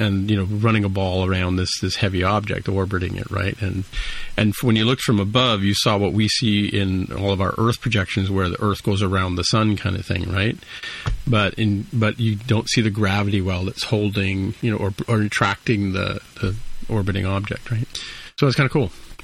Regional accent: California, United States; So I guess I, as a Californian, I have to ask you, what's the best way to get to Big Sur?

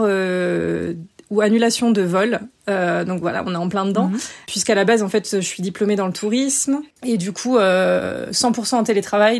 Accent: France; moved away as an adult; also born or lived in Bogotá, Colombia / Sydney, Australia; now in Barcelona, Spain; ça fait presque 9 ans que j'ai quitté la France

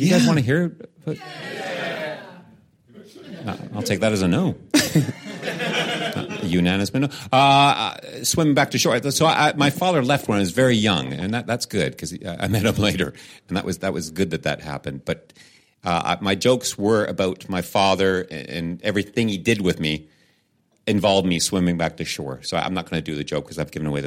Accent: Canada; I'm Canadian

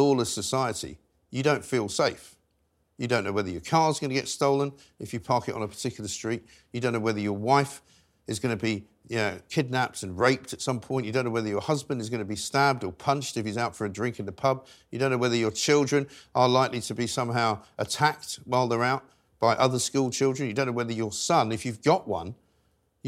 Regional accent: London, United Kingdom; where I was raised in North London

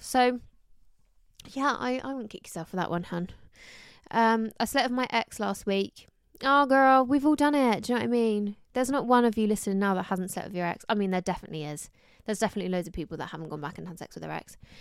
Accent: Somerset, South West England, United Kingdom; also born or lived in London; I'm from, like, an hour away from Bristol, so it's not too far, but from Somerset

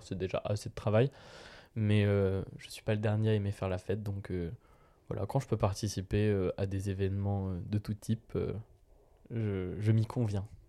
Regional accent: Vierzon, Centre-Val de Loire, France; now in Tours, France; je viens de Vierzon, et à Vierzon, le, crottin de chavignol, le crottin de chèvre, c'est vraiment. Euh, j'ai été élevé avec ça

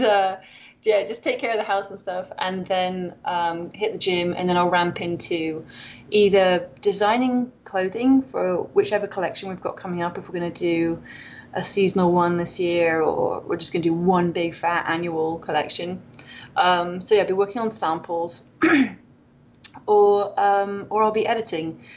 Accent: Wales, United Kingdom; moved away as an adult; now in Loma Linda, United States; I'm from Wales

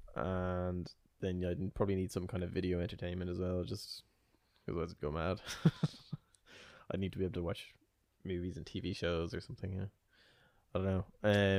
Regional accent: Ireland; I'm Irish

